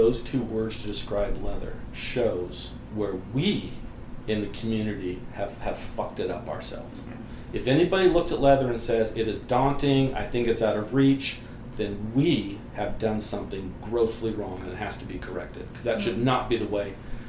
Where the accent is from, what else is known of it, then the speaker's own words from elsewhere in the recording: West Coast, United States; I'm primarily from the West Coast.